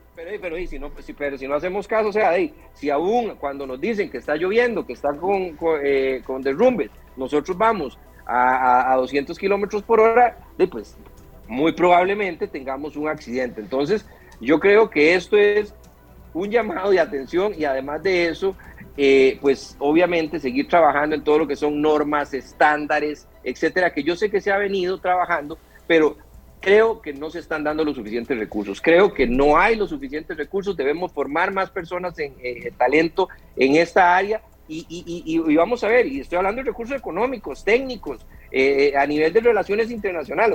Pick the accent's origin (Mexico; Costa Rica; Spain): Costa Rica; como costarricense